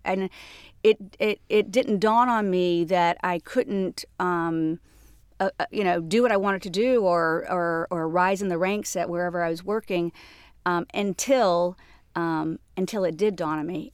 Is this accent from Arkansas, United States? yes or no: no; Jacksonville, Florida, United States; moved away as an adult; also born or lived in Atlanta; now in New York, United States; born and raised in Jacksonville, Florida